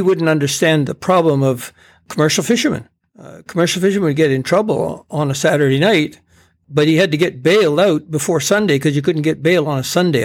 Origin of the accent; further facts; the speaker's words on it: Campbell River, British Columbia, Canada; growing up in Campbell River